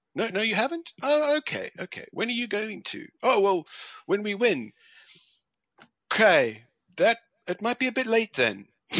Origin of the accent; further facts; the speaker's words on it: South Africa; now in United Kingdom; I grew up in South Africa